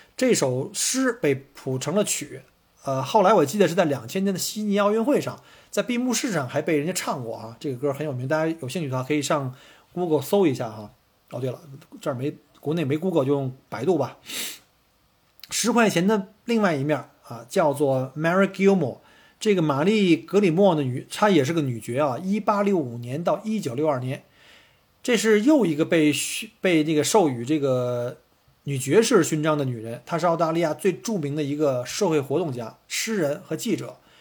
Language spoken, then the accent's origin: Chinese; China; now in Melbourne, Australia; 因为我们从中国来旅游